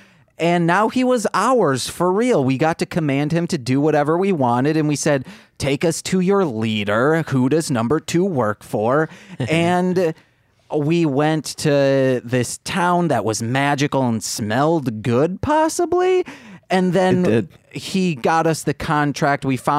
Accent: Muskegon, Michigan, United States; I'm from Muskegon, Michigan.

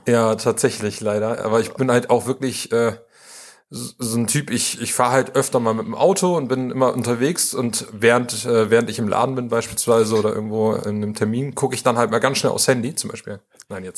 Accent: Bremen, Germany; moved away as an adult; also born or lived in Vienna, Austria / Australia; now in Münster, Germany; ich in Bremen geboren wurde und aufgewachsen bin

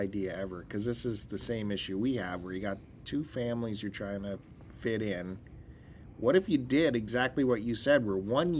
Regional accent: Picton, Ontario, Canada; moved away; we're both from Picton.

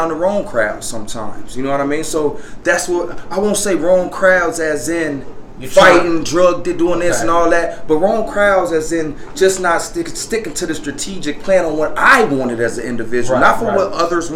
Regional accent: Park Forest, Illinois, United States; also born or lived in Atlanta; Park Forest, my hometown.

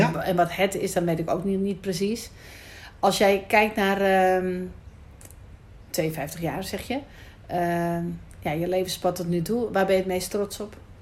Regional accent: Amsterdam, North Holland, Netherlands; Ik kom uit het ghetto. Ik kom uit Amsterdam-Noord

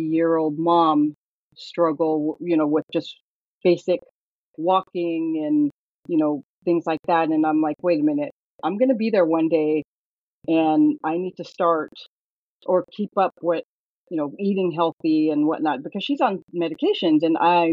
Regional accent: Northern California, United States; I was born and raised in Northern California

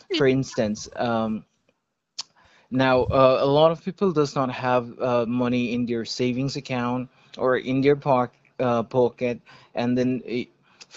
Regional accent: Manipur, India; I am from Manipur. We are based in Manipur, Churachandpur.

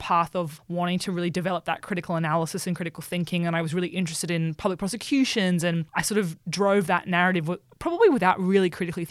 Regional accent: Orange, New South Wales, Australia; moved away as an adult; now in Brisbane, Australia; I grew up in Orange in regional New South Wales. It's about 3 hours west of Sydney.

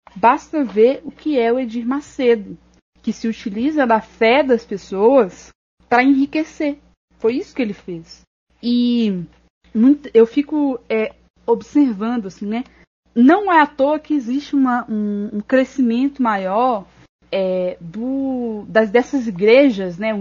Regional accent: Ribeirão das Neves, Minas Gerais, Brazil; eu sou de Ribeirão das Neves, e, que é uma cidade aqui da região metropolitana

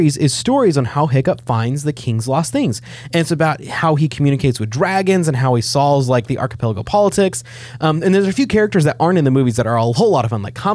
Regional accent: Nixa, Missouri, United States; Nixon, Missouri, where Jason Bourne is from, is my hometown

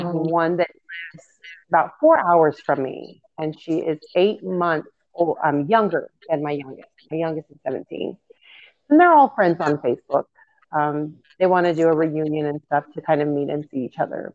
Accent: Pagosa Springs, Colorado, United States; Growing up in Pagosa Springs, there wasn't more of a popularity. It's a small town

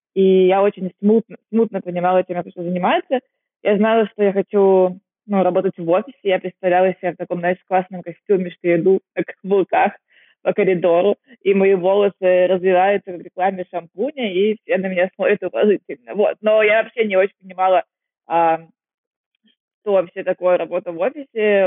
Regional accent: Kaliningrad, Kaliningrad Oblast, Russia; moved away as an adult; also born or lived in Vietnam / China; now in Singapore; Я из Калининграда

